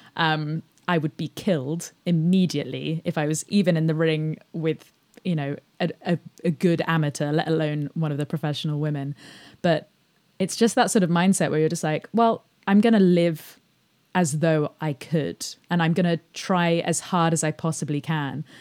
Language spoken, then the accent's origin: English; England, United Kingdom; I grew up outside of London